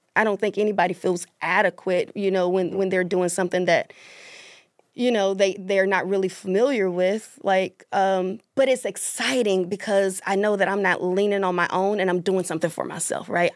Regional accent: Mississippi, United States; moved away as an adult; also born or lived in Atlanta, Georgia; I'm from Mississippi, but I lived in Atlanta for seventeen years.

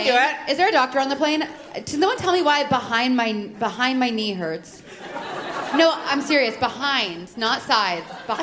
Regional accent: Texas, United States; moved away; you came to my parents' house in Texas with me.

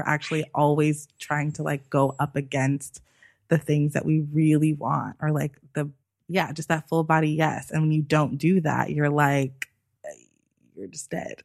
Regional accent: United States; I am obviously American

